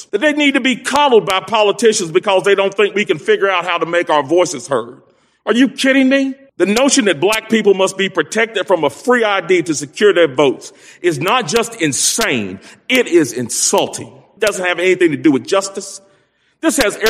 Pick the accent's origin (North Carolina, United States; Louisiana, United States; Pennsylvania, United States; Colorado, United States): North Carolina, United States; Greensboro; I'm the first black lieutenant governor of North Carolina, and I hail from Greensboro